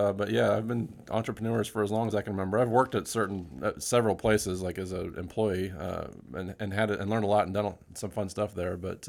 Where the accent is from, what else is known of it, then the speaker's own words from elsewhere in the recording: Utah, United States; I grew up in Utah, and so I was a computer store there I worked for.